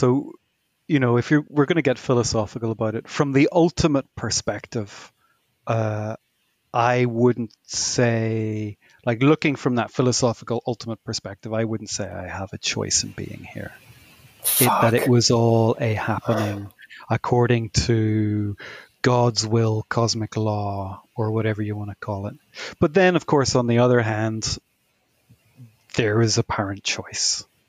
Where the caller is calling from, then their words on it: Colares, Lisbon, Portugal; I'm calling from Portugal, from a place called Colares in Portugal, which is in a little area called Sintra.